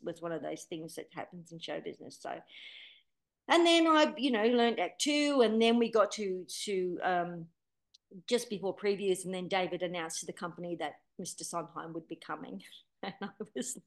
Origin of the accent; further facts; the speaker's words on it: Rockdale, New South Wales, Australia; moved away as an adult; also born or lived in England; growing up in Rockdale, singing in my lounge room to all those records as a little girl